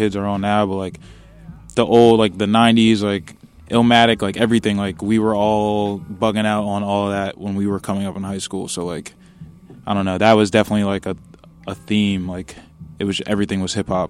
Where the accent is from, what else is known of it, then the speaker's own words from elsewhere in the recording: Montclair, New Jersey, United States; growing up in Montclair